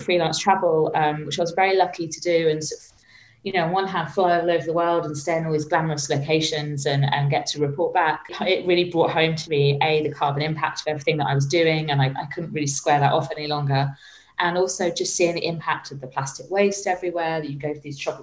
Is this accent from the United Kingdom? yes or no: yes; Suffolk, East of England, United Kingdom; moved away as an adult; also born or lived in Birmingham / Dubai / London; I was born in Suffolk in England. I was born and raised in the countryside and by the seaside.